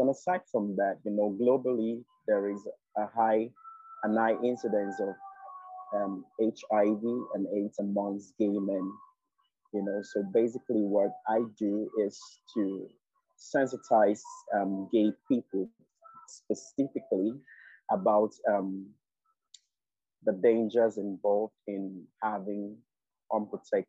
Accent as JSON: {"language": "English", "country": "Nigeria", "said": "I'm a Nigerian queer guy"}